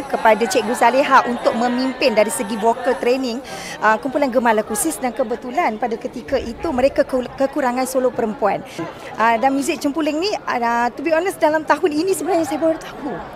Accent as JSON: {"language": "Malay", "region": "Johor", "country": "Malaysia", "said": "saya orang Johor. Jadi saya tahu tentang keroncong, gazal ah, dan juga ah, lagu-lagu asli di Johor"}